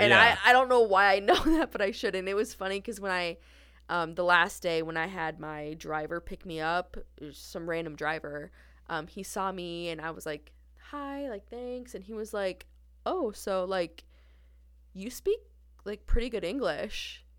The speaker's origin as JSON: {"language": "English", "region": "Minnesota", "country": "United States", "said": "I'm from Minnesota."}